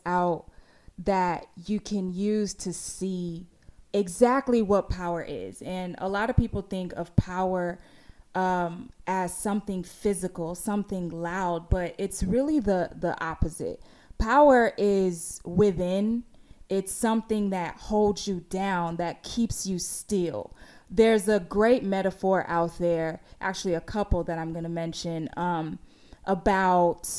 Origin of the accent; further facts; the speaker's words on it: Houston, Texas, United States; moved away as an adult; now in Los Angeles, United States; I'm from Houston, Texas. But I've been living in Los Angeles for 9 years